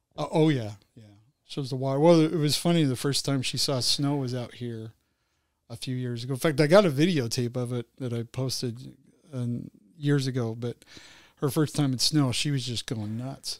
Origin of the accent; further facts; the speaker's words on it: Utah, United States; I grew up in Utah